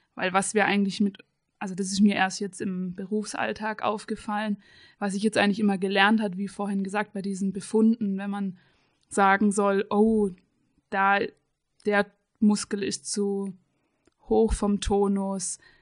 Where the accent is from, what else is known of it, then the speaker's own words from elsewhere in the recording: Radolfzell, Baden-Württemberg, Germany; moved away as an adult; also born or lived in Karlsruhe; Ich komme eigentlich aus Radolfzell vom Bodensee, habe dann meine Ausbildung und Studium in der Physiotherapie in Karlsruhe